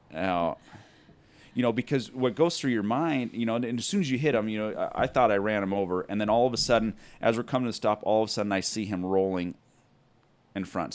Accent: Mesa, Arizona, United States; I'm from here, right here, Mesa, Arizona. Born and raised

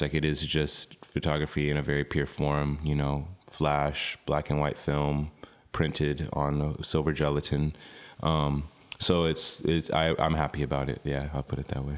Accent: Oklahoma, United States; moved away; also born or lived in New York / Austin, Texas; growing up in Oklahoma, Chickasaw

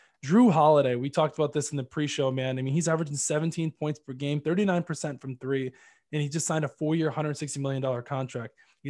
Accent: Fort Myers, Florida, United States; Actually, I'm from Fort Myers

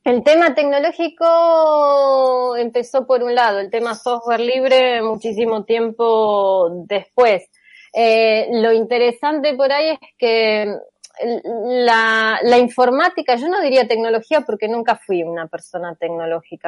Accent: Argentina; yo soy argentina en Argentina

